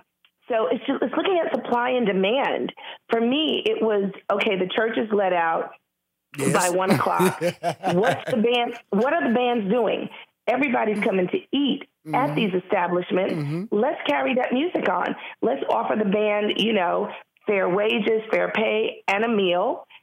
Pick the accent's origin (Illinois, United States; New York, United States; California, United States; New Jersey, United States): New York, United States; Harlem; being black and a female and born and raised in Harlem is the best thing that could have happened to me.